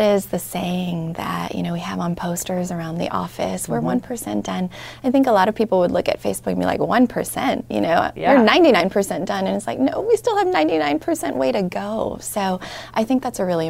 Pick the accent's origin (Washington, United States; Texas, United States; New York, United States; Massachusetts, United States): New York, United States; New York City; I grew up in Brooklyn